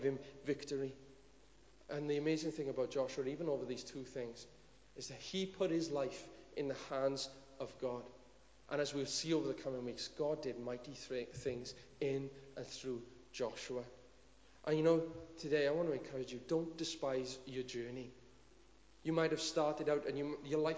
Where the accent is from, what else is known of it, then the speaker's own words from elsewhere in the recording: Cwm Dhu, Wales, United Kingdom; I'm just from Cwm Dhu.